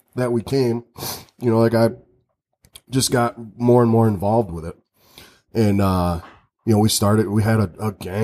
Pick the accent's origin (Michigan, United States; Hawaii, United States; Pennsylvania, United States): Michigan, United States; Redford; also born or lived in Mount Pleasant, Michigan; I was born and raised in the East Side, Detroit area in Redford. And then, I moved to Mount Pleasant when I was like 16, 17 years old